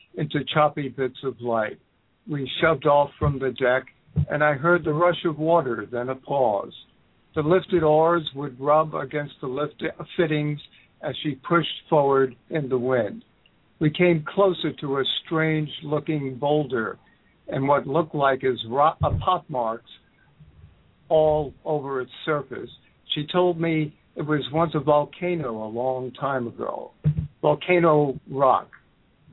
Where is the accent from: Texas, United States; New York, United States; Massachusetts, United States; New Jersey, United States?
New York, United States; New York City; now in Egg Harbor City, United States; I was born and raised in the Bronx, South Bronx, and Lower East Side, Manhattan. So I spent most good portion of my life there